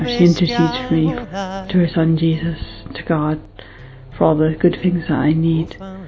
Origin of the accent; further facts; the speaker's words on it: United States; moved away; I'm American originally.